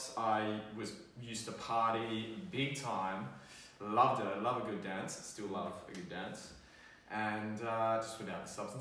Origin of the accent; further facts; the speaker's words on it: Sydney, New South Wales, Australia; I grew up in Sydney